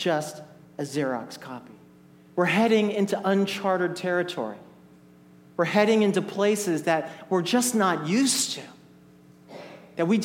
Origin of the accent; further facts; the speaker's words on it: Oakland, California, United States; moved away; guys that I grew up with back in Oakland